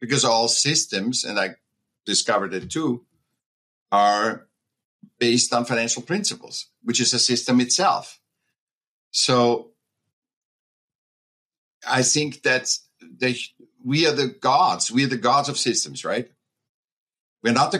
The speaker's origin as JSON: {"language": "English", "region": "Vienna", "country": "Austria", "tie": "born or raised there", "said": "I was born in Vienna, Austria"}